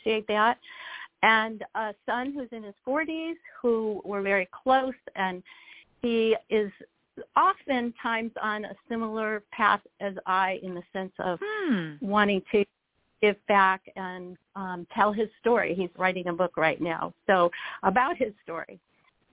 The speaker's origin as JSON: {"language": "English", "town": "Buffalo", "region": "New York", "country": "United States", "tie": "born or raised there", "said": "when I was 6 years old, here I am, an only child, grew up in Buffalo."}